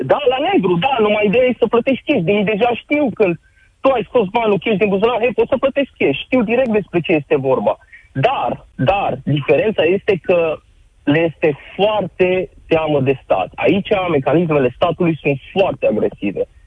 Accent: Romania; moved away as an adult; now in Belgium; Nouă românilor

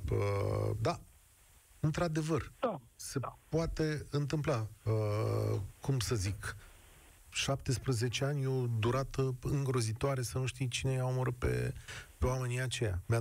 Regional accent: Brașov, Brașov County, Romania

